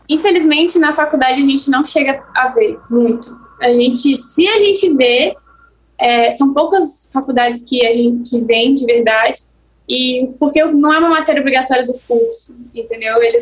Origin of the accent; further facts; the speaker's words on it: Espírito Santo, Brazil; eu sou capixaba.